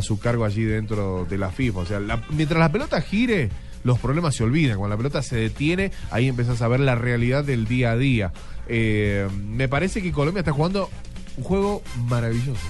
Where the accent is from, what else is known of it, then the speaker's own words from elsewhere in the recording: Argentina; Yo como argentino